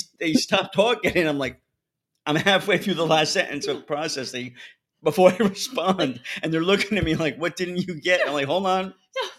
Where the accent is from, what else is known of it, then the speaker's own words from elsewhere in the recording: New Jersey, United States; accent: New York twang; now in New York, United States; I grew up in Jersey